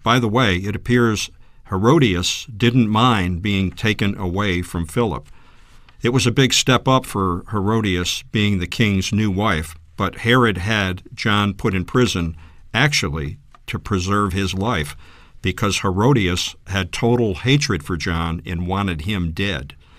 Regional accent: New England, United States; I grew up in the Northeast in New England and was born into an Italian family

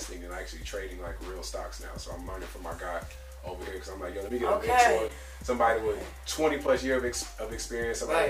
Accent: Chicago, Illinois, United States; also born or lived in Arkansas; now in Atlanta, United States; I'm originally from Chicago, and then I moved down south to Arkansas

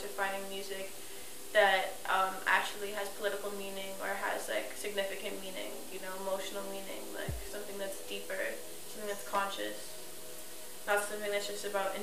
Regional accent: New York City, New York, United States; also born or lived in East Harlem; I grew up in Chelsea

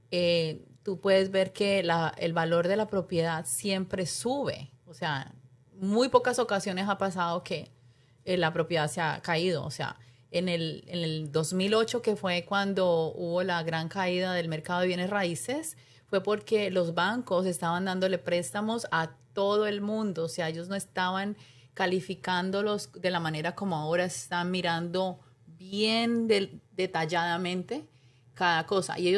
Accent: Cali, Valle del Cauca, Colombia; now in United States; vine de Colombia, de Cali, y claro, obviamente a los años fue que saqué la licencia.

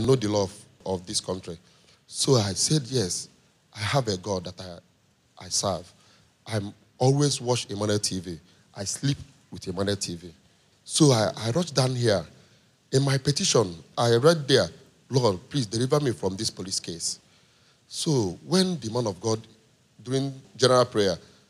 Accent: Nigeria; I'm a Nigerian

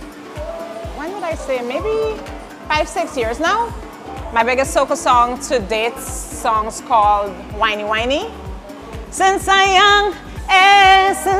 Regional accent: Linden, Upper Demerara-Berbice, Guyana; moved away as an adult; now in New York, United States; I'm actually from Linden in Guyana

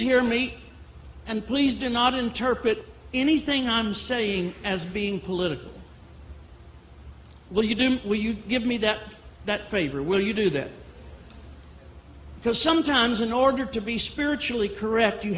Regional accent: Louisiana, United States; now in Dallas, United States; I come from Louisiana

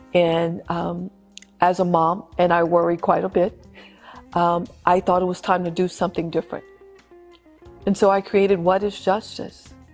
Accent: Louisiana, United States; my home state of Louisiana

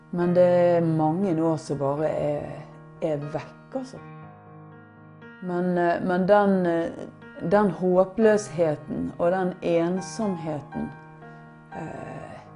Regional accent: Bergen, Vestland, Norway; Jeg er fra Bergen, og, men eh, min far er fra Florø.

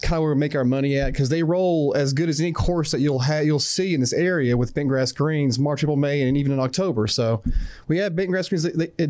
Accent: Virginia, United States; moved away; I grew up in Virginia.

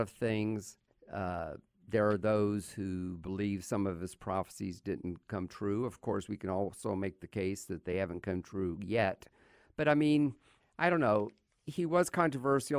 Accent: United States; As an American

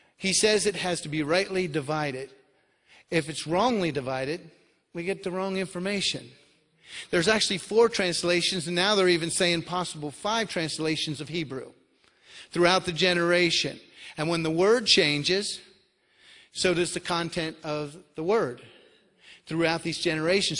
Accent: Florida, United States; moved away as an adult; I'm originally from Florida.

